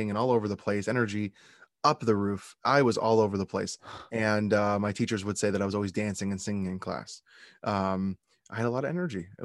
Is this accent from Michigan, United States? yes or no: no; West Hempstead, New York, United States; originally from, from Long Island, New York.